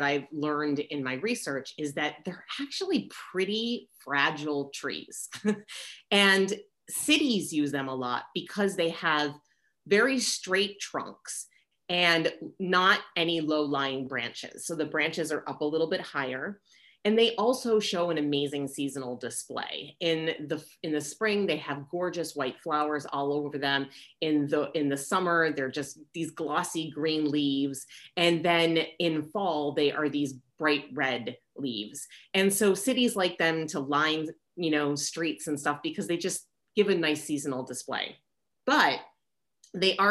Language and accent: English; New York City, New York, United States; moved away as an adult; now in Southern California, United States; as a New Yorker